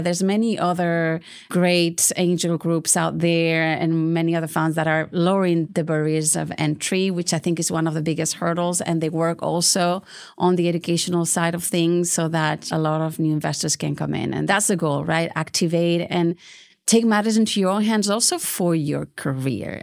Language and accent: English; Bilbao, Basque Country, Spain; now in Houston, United States; So I'm from Spain. I'm originally from Bilbao.